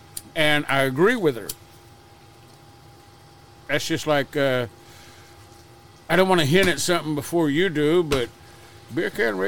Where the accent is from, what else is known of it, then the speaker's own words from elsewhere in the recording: Texas, United States; thank God I was born in Texas.